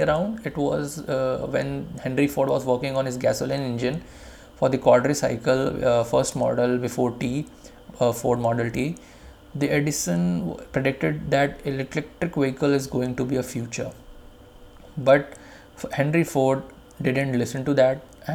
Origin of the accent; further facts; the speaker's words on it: India; we as an Indian